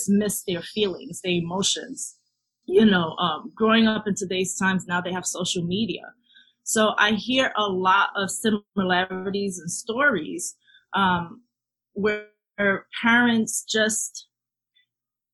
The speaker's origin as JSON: {"language": "English", "town": "New York City", "region": "New York", "country": "United States", "tie": "born or raised there", "moved": "as an adult", "lives_now": "Florida, United States", "said": "growing up in the South Bronx, definitely had a sense of community"}